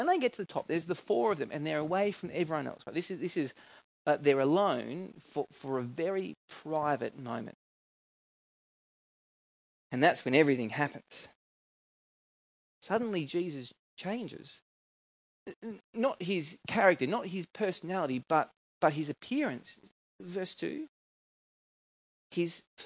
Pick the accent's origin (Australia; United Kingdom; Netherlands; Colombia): Australia; New South Wales; Where I grew up in New South Wales